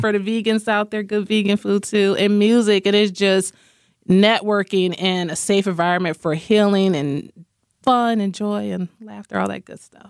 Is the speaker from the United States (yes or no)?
yes; Rockford, Illinois, United States; I am from Rockford, Illinois. born and raised.